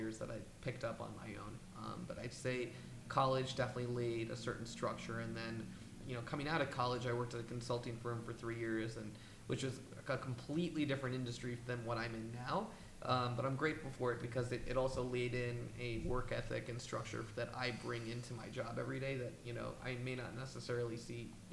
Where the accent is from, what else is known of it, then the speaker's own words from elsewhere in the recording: New York City, New York, United States; I grew up in Manhattan